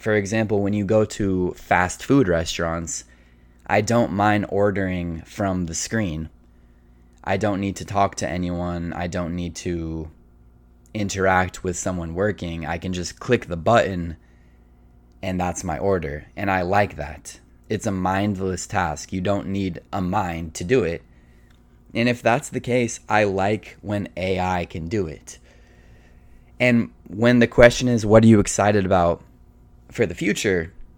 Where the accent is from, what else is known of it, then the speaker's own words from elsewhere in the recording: United States; being an American